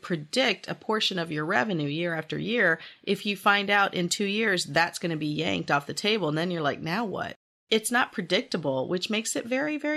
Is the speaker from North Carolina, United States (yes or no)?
yes; Hickory, North Carolina, United States; I'm from Hickory, North Carolina